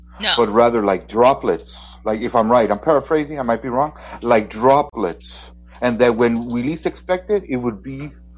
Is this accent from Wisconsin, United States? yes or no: no; California, United States; my home country, California